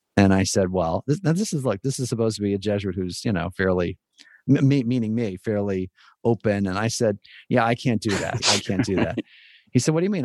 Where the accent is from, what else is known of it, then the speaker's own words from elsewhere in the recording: United States; as an American